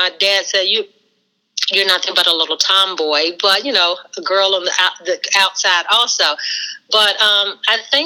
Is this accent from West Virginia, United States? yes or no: yes; West Virginia, United States; growing up in West Virginia, it was almost like we had our own mini little band and sports team.